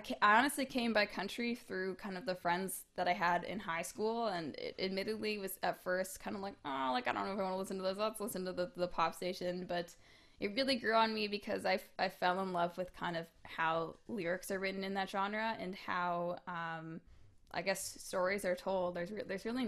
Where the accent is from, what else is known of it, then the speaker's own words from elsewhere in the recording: Hamilton, Ontario, Canada; I grew up in Hamilton, and we used to put on Hamilton Music Awards every year.